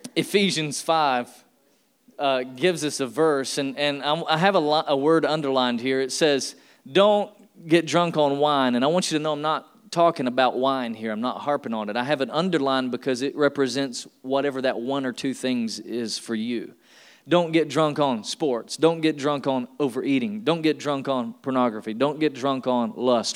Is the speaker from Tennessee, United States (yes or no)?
yes; Tennessee, United States; I'm from Tennessee. I was born and raised in the South